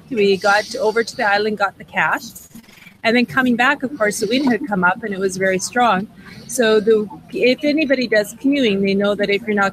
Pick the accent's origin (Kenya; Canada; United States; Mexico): Canada; Saskatchewan; I'm known as … I'm from Saskatchewan.